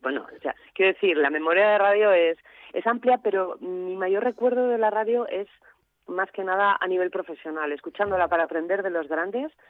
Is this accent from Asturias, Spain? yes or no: yes; Asturias, Spain; now in León, Spain; En cuanto vivo en León, hace unos cuantos años, voy a Asturias frecuentemente, es mi casa, mi tierra